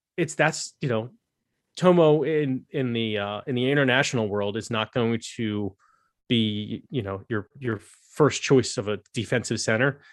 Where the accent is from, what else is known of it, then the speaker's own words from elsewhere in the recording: United States; as an American